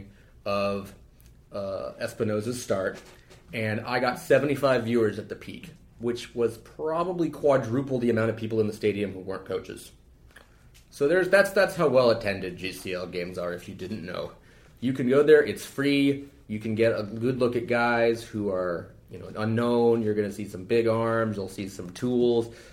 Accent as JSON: {"language": "English", "region": "West Coast", "country": "United States", "moved": "as an adult", "said": "I'm from the West Coast"}